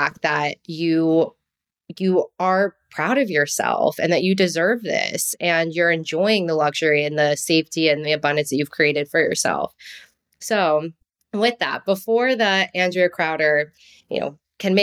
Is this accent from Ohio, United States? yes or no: no; New Jersey, United States; accent: Jersey; my little twinge of Jersey and that like Italian passion